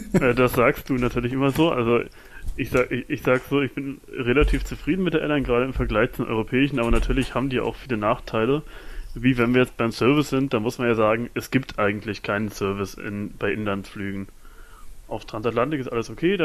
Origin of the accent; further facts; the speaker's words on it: Germany; wir als Deutsche